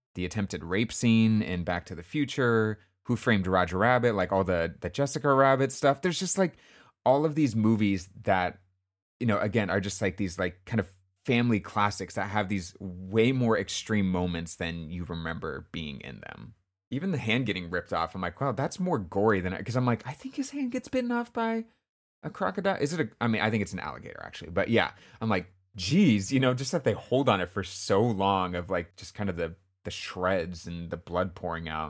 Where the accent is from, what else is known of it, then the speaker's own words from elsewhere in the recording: California, United States; I grew up in California, so we didn't have snow